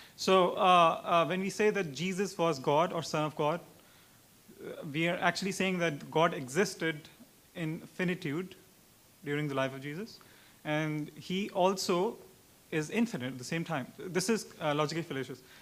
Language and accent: English; Pakistan; I'm from Pakistan